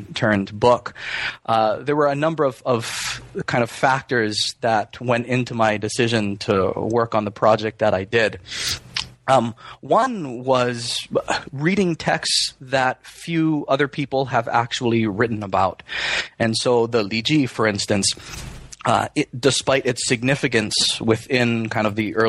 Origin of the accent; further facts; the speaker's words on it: Hawaii, United States; I grew up in Hawaii